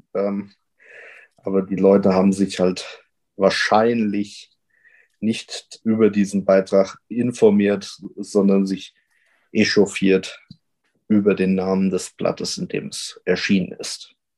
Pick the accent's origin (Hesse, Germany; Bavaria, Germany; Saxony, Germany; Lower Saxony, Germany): Hesse, Germany; near Wetzlar; komm ja aus der Nähe von Wetzlar und bin vor allem durch Wetzlar politisiert worden